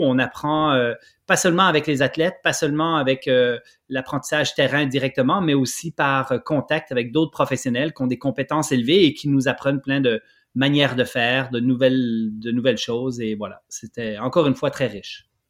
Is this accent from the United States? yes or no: no; Switzerland; now in Quebec, Canada; je suis originaire de la Suisse, donc je connaissais un peu le coin